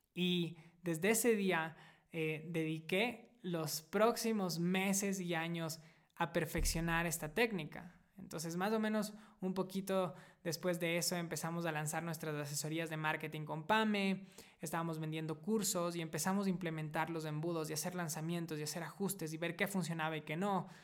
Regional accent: Ecuador; moved away as an adult; also born or lived in United States; Hace siete años decidí volver a mi país natal, Ecuador, después de haber vivido seis años en Estados Unidos

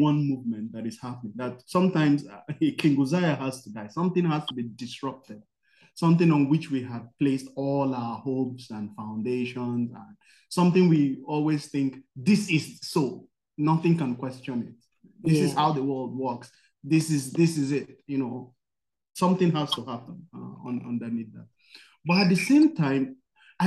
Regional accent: Nigeria; I'm from Nigeria

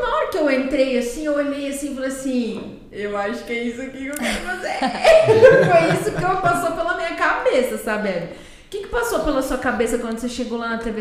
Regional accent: Campo Grande, Mato Grosso do Sul, Brazil; Eu sou uma campo grandense que tive que nascer na Santa Casa, porque tava lotado

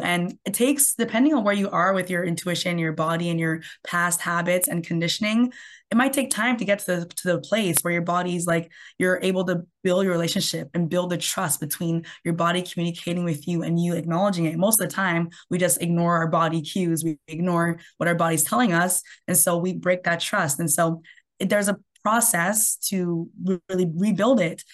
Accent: Canada; I'm from Canada

